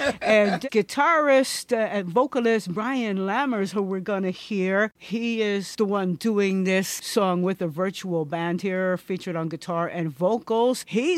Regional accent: Teaneck, New Jersey, United States; I was in Teaneck, New Jersey, my hometown

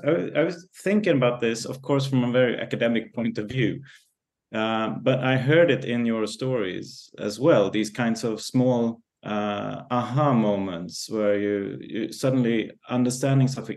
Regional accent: Stockholm, Stockholm County, Sweden; growing up in Stockholm or in the context of Stockholm

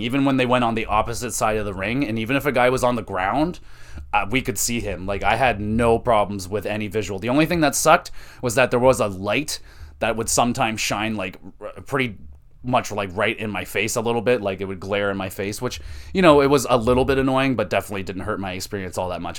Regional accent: Canada; we're Canadian

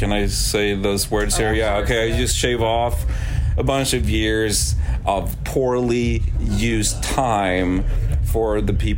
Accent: Sweden; English is a second language; moved away; also born or lived in Arizona; I grew up in a little fishing village in Sweden

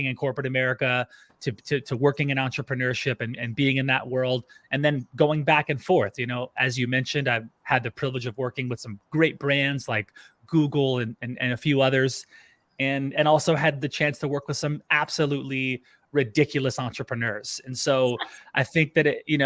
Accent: Louisiana, United States; moved away as an adult; also born or lived in California / Orlando, Florida; now in Austin, United States; I grew up in Louisiana

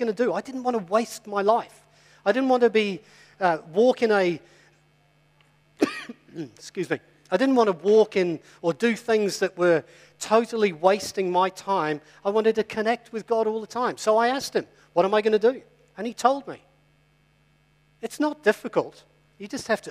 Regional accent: England, United Kingdom; I'm English as well

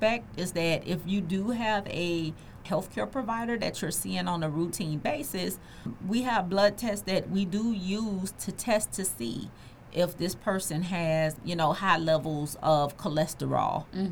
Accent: the South, United States; I'm from the South. And a lot of us grew up on neck bones

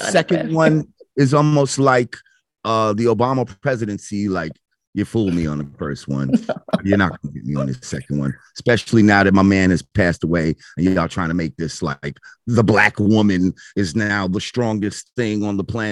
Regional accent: New Rochelle, New York, United States; We grew up in New Rochelle

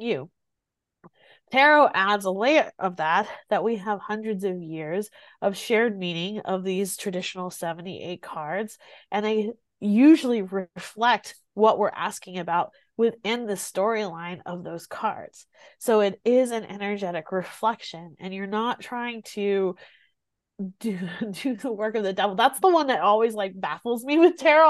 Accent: Greenwood, South Carolina, United States; i grew up here in South Carolina, and I grew up here in a very small town in South Carolina

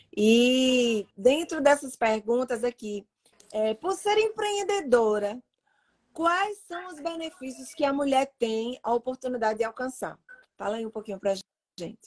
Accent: Pernambuco, Brazil; moved away; Mas eu sou pernambucana

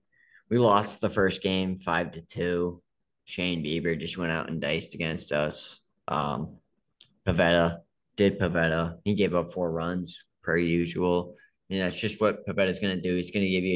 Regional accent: Boston, Massachusetts, United States; as Bostonian kids, like, we grew up watching Krejci and Bergeron

